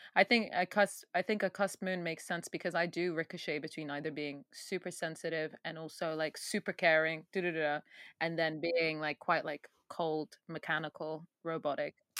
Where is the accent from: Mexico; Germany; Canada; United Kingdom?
United Kingdom; Sudanese British, England; this is coming from Sudanese British girl